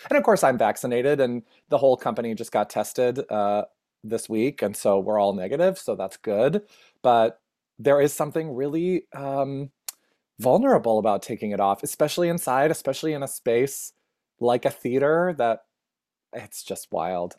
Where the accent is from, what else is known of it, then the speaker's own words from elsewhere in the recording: Minnesota, United States; also born or lived in New Hope, Minnesota / Twin Cities; I grew up in Minnesota